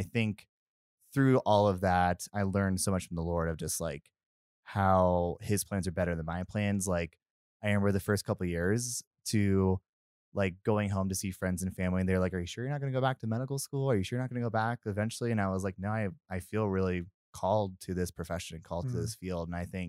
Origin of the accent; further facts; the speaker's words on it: Louisville, Kentucky, United States; But most of my life, I grew up in Louisville, Kentucky, which if you know anything about the South, it is a beautiful place